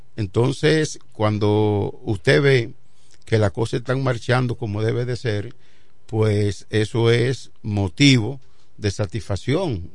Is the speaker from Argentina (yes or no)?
no; Dominican Republic; como dominicanos